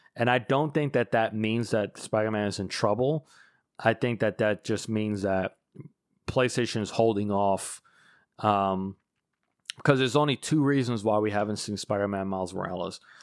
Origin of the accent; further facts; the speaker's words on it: United States; as an American